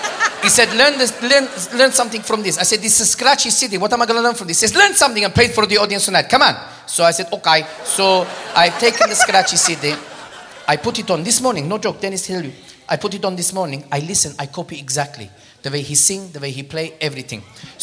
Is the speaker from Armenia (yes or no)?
yes; Armenia; born there; English is a second language; I was not born there. You can tell by my accent. I was born in Armenia